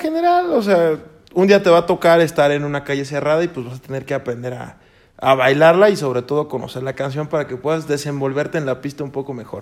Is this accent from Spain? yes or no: no; Chimalhuacán, State of Mexico, Mexico; soy de Chimalhuacán